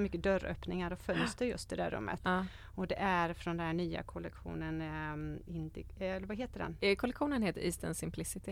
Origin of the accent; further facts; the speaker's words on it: Borås, Västra Götaland, Sweden; moved away as an adult; also born or lived in Sigtuna; now in Varberg, Sweden; Jag är född och uppvuxen i Borås